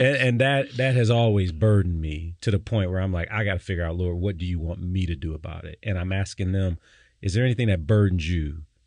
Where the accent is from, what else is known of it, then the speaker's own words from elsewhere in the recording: Detroit, Michigan, United States; I grew up in Detroit